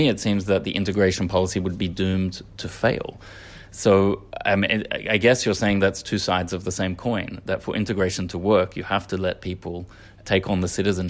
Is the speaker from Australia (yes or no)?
yes; Australia; And as an Australian, that was something that I took for granted.